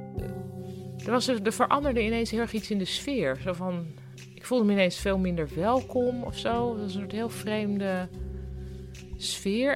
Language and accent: Dutch; Netherlands; moved away as an adult; also born or lived in Boston; want ik kwam uit Nederland